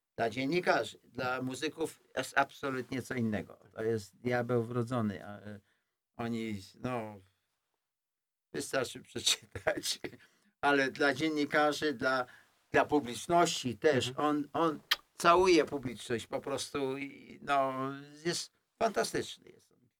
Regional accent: Poland; moved away; ja jestem, ja jestem z Polski

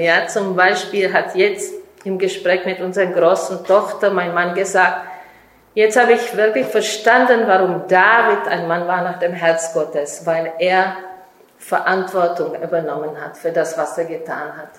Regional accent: Czechia; German is a second language; now in Israel; ich komme ursprünglich aus Tschechien

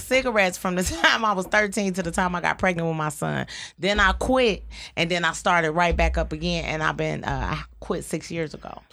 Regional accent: Detroit, Michigan, United States; I was raised on Joy Road

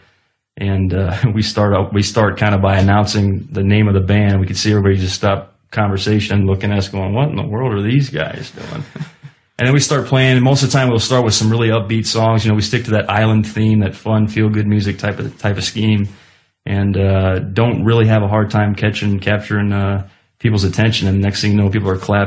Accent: Ohio, United States; I'm from Ohio

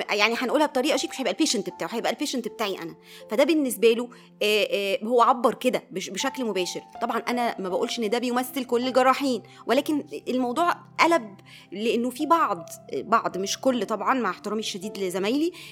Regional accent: Egypt; عندنا في مصر

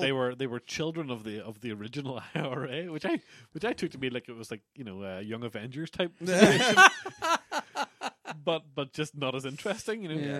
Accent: Ballynahinch, Northern Ireland, United Kingdom; where I grew up in Ballinahinch

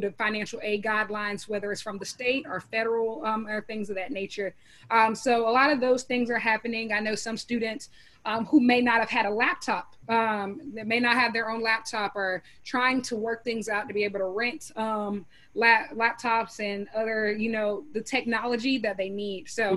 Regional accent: Columbia, South Carolina, United States; I'm born in Columbia, South Carolina

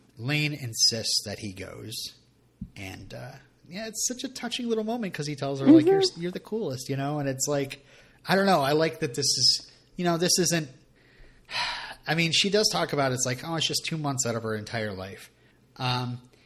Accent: Vermont, United States; I'm from Vermont

